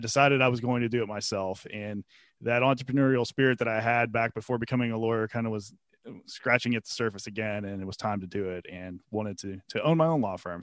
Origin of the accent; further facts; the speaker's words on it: Pennsylvania, United States; moved away as an adult; now in Atlanta, United States; I started in Pennsylvania. I worked for a law firm there in my hometown where I had grown up